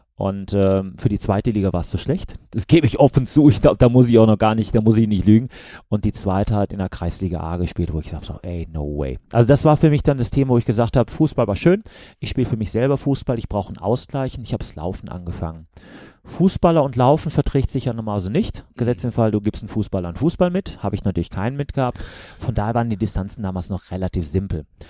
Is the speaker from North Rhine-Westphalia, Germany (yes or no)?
yes; Remscheid, North Rhine-Westphalia, Germany; ich komme aus Remscheid, also Bergisches Land für die Leute, die außerhalb von NRW wohnen